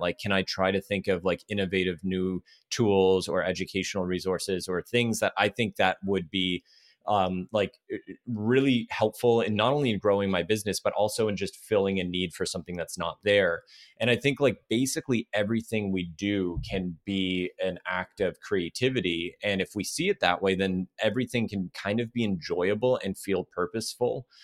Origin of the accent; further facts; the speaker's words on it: Toronto, Ontario, Canada; moved away as an adult; now in Los Angeles, United States; I'm from Toronto, Canada originally, and I was trying to move here to L